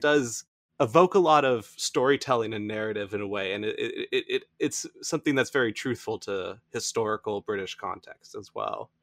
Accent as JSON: {"language": "English", "country": "United States"}